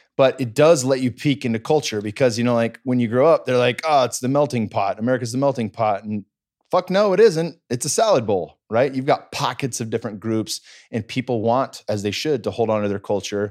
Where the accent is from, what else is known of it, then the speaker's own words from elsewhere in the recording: Cupertino, California, United States; growing up in the Bay Area